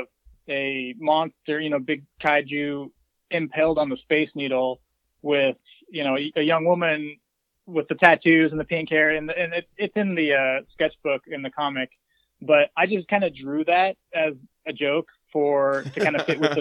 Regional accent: near Seattle, Washington, United States; moved away; also born or lived in Montana; I grew up near Seattle in the 90s

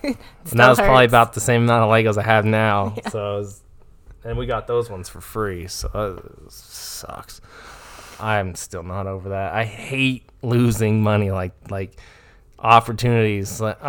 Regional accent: Ireland; I have a drunk lisp. I'm Irish.

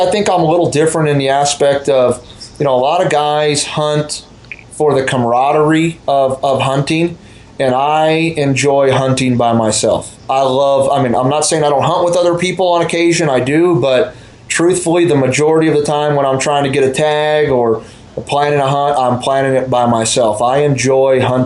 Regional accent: Colorado, United States; right here in the state that I grew up in Colorado

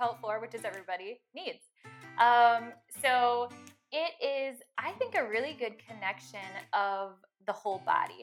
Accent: Green Bay, Wisconsin, United States; also born or lived in Alabama / Milwaukee area, Wisconsin; I was originally born in Alabama, but I moved at a very young age up to Wisconsin with my family. And moved to the Green Bay area. So I'm originally from Green Bay

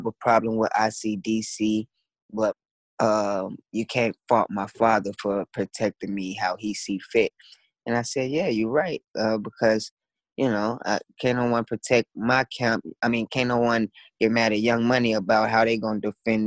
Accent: Dallas, Texas, United States; I grew up in Dallas, Texas

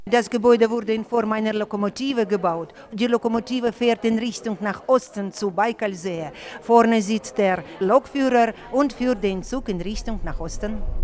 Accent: Novosibirsk Oblast, Russia; Ich bin hier im Gebiet geboren, im Norden des Novosibirske geboren, wuchs hier auf, bin echte Sibiriakerin

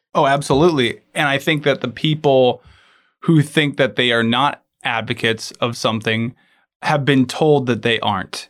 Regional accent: Alaska, United States; I was born and raised in Alaska

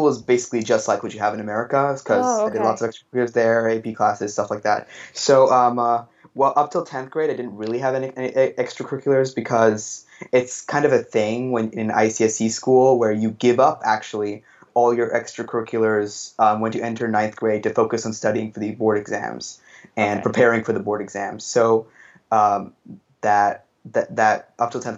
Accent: India; moved away as an adult; I'm from India, where I also attended school up till 10th grade in a traditional Indian board school

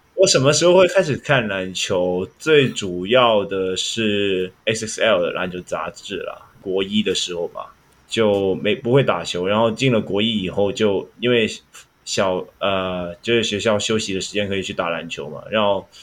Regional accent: Hong Kong; 我们香港人

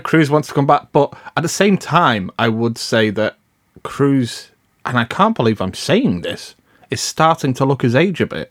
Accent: United Kingdom; I'm British

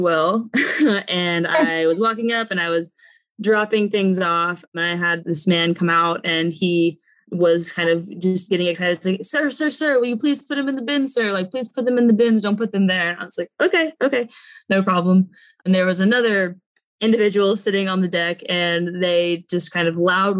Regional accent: the South, United States; I'm from the South.

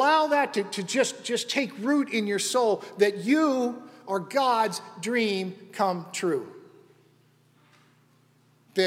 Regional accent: Western Pennsylvania, United States; When I was a kid growing up, I grew up in Western Pennsylvania.

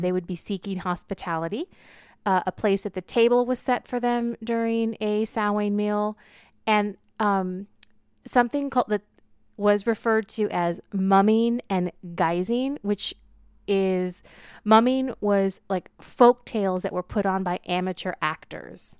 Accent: California, United States; I grew up in California

